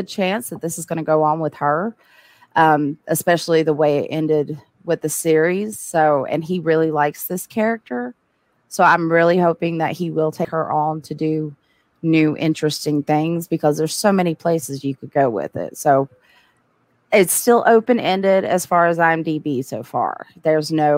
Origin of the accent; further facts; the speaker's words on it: the South, United States; as a Southerner